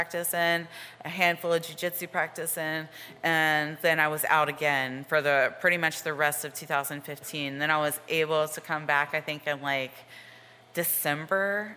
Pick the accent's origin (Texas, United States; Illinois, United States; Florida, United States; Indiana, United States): Florida, United States; Jacksonville; also born or lived in Tampa, Florida / North Carolina; I'm from Jacksonville, Florida. And I've just pretty much stayed in Florida for like a good bit of my life